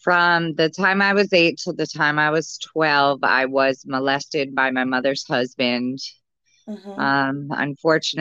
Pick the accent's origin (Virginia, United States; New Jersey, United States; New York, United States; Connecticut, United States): Connecticut, United States; moved away as an adult; now in Florida, United States; I'm originally from Connecticut